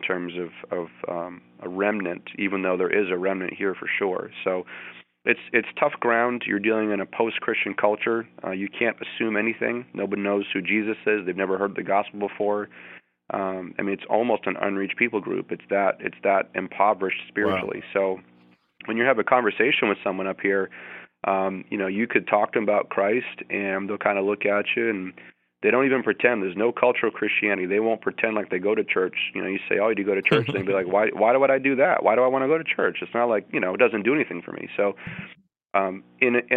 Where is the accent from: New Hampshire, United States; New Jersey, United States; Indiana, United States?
New Hampshire, United States; So I grew up in New Hampshire, so I'm actually pastoring in a church in the town I grew up in.